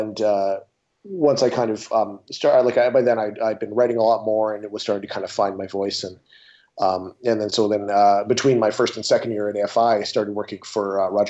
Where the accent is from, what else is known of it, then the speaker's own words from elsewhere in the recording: Olds, Alberta, Canada; moved away; I'm from Canada originally, from a little town north of Calgary